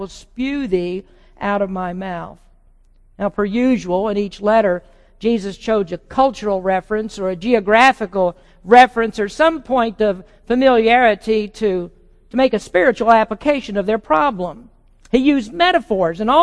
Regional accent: the South, United States; moved away; I came from the South

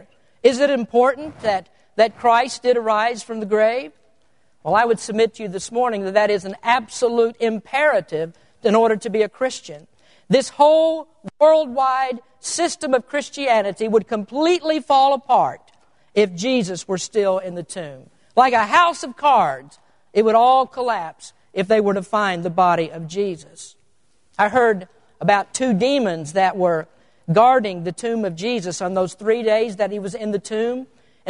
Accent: Kentucky, United States; now in California, United States; I'm an old Kentucky boy. I come from the Bible Belt.

